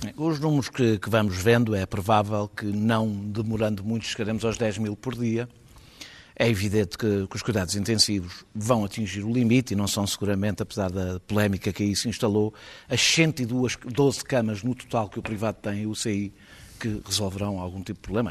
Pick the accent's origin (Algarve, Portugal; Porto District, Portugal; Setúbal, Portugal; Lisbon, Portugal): Lisbon, Portugal; como eu, lisboetas